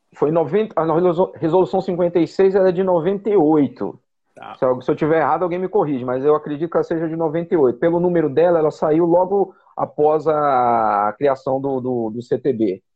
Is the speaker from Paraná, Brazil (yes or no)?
no; Brasília, Federal District, Brazil; eu sou de Brasília, estou em Brasília, sempre morei em Brasília